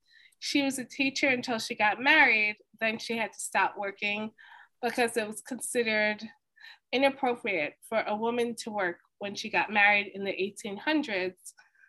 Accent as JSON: {"language": "English", "country": "United States", "said": "I'm Black American, I'm a writer, I'm a teacher."}